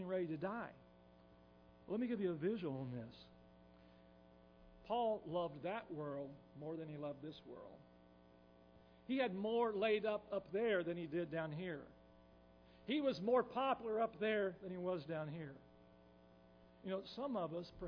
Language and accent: English; Tennessee, United States; us people from Tennessee, which I'm from Tennessee